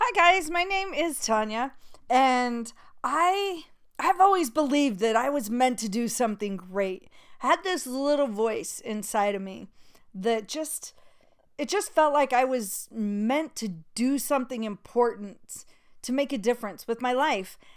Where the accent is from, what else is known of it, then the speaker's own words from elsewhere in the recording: Utah, United States; moved away as an adult; also born or lived in New York; I grew up in Utah